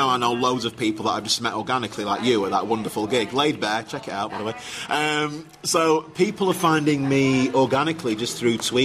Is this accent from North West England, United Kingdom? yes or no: no; Sheffield, Yorkshire and the Humber, United Kingdom; accent: northern; I'm from Sheffield